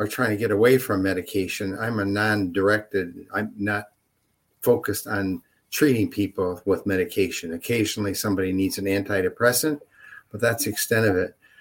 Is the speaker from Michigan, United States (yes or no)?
yes; Mount Clemens, Michigan, United States; also born or lived in Troy, Michigan; now in Rochester, United States; I was raised in Mount Clemens